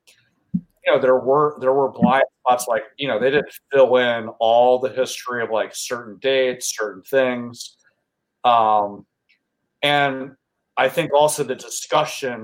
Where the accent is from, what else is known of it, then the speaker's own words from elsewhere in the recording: York, Pennsylvania, United States; I grew up in York, Pennsylvania